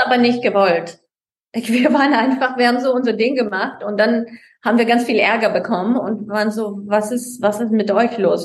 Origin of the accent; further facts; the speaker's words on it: Vancouver, British Columbia, Canada; moved away; also born or lived in Vienna, Austria / Montreal, Canada; ich bin in Kanada, auf, in Vancouver aufgewachsen